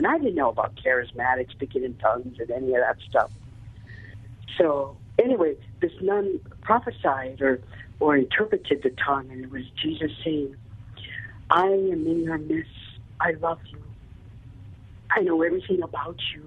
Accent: Albuquerque, New Mexico, United States; also born or lived in San Diego; I came home from San Diego to Albuquerque

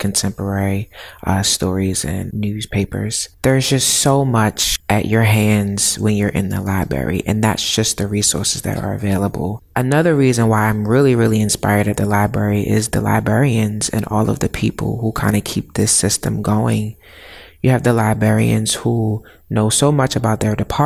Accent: Baltimore, Maryland, United States; I am from Baltimore

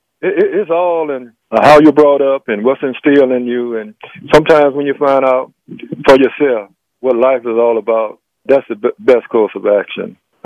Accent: Mobile, Alabama, United States; Here I am, a country boy from Mobile, Africa town, and I'm catching the last out in a World Series.

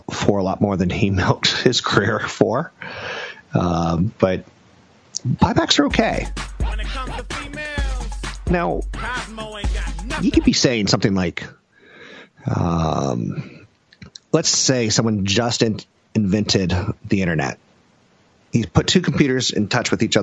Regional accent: United States; I'm American

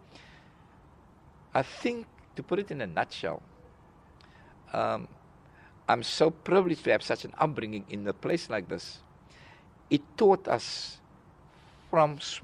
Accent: Cape Town, Western Cape, South Africa; I grew up in District 6

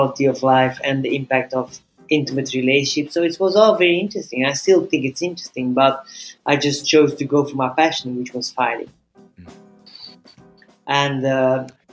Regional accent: Belgium; moved away; I'm originally from Belgium, but I have been traveling the world for a long time now.

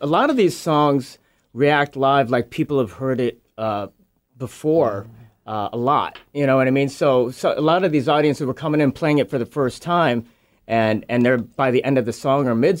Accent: Chicago, Illinois, United States; I grew up in Chicago.

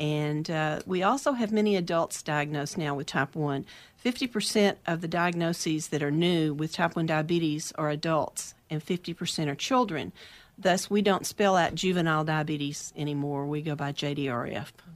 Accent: outside of Dallas, Texas, United States; moved away as an adult; now in Oregon, United States; I grew up outside of Dallas in a small town, but I s, my adult life was mainly in Dallas

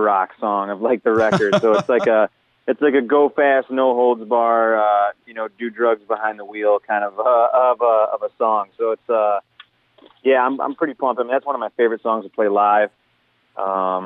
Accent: Detroit, Michigan, United States; we tell people we're from Detroit

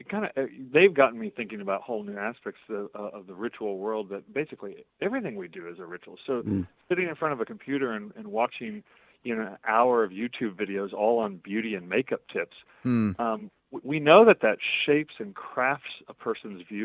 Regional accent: Oklahoma, United States; growing up in Oklahoma in the 1970s and 80s with mixed race family

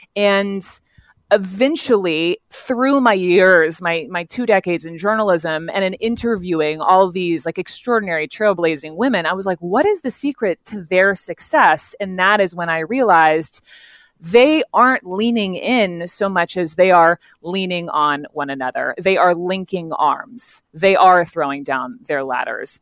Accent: the South, United States; growing up in the South, raised by lovely parents

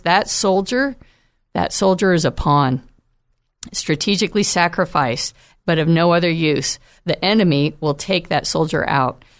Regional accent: United States; as American Christians

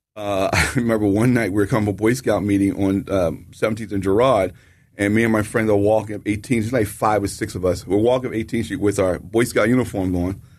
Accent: Philadelphia, Pennsylvania, United States; me as a young black male growing up in the city

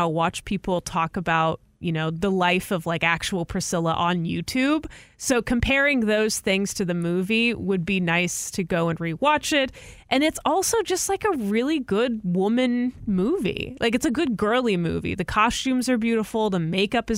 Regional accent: Houston, Texas, United States; now in Austin, United States; I'm just from Houston

